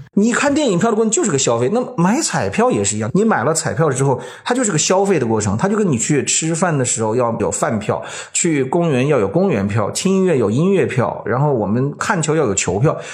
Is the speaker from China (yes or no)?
yes; China; 我们中国人在预测这些比赛的时候